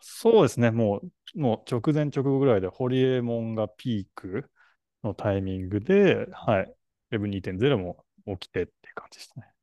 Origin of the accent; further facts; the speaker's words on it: Tokyo, Japan; 東京生まれの歌舞伎町生まれの、はい、代々木育ちの